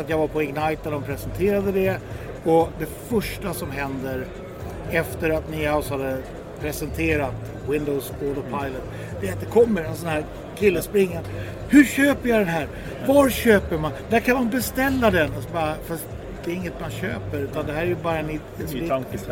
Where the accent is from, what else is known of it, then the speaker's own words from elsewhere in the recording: Sweden; jag är då svensk